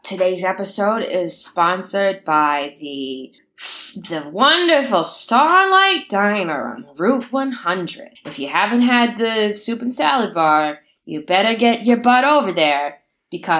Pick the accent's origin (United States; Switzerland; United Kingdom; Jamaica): United States; Pennsylvania; I grew up in Pennsylvania